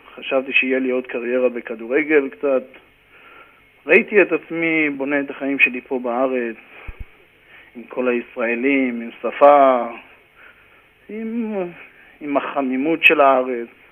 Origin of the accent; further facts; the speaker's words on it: Karmiel, Northern District, Israel; moved away as an adult; also born or lived in Haifa area (Krayot); now in New York, United States; גדלתי בכרמיאל, הייתי שחקן כדורגל בכרמיאל, קרוב ל-13 שנה, 14 שנה. למדתי בכרמיאל